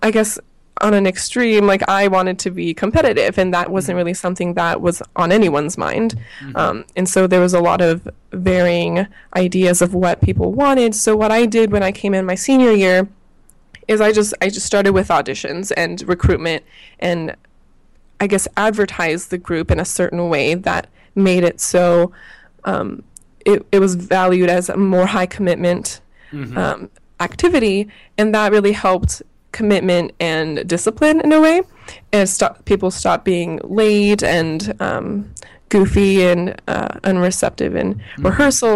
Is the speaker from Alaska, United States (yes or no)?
yes; Anchorage, Alaska, United States; also born or lived in Tacoma, Washington; I'm from Anchorage, Alaska, where I am right now.